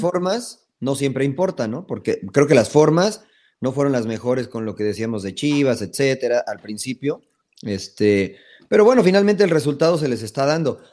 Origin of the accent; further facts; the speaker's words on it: Mexico; como exfutbolista y como mexicano